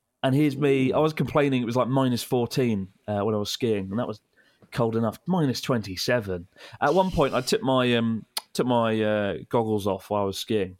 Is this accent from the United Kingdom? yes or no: yes; United Kingdom; as a British person